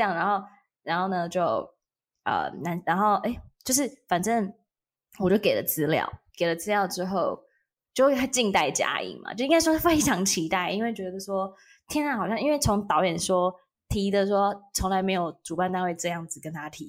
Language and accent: Chinese; Taiwan; accent: Waisheng (mainlander) accent; 对，听我的外声腔，